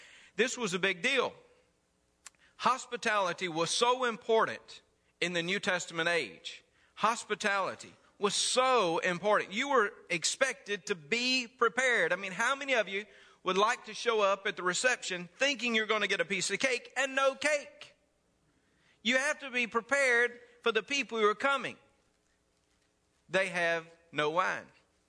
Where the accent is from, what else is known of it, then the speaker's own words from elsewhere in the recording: Mississippi, United States; Now, I came from North Mississippi, where weddings did not last but maybe about 30 minutes.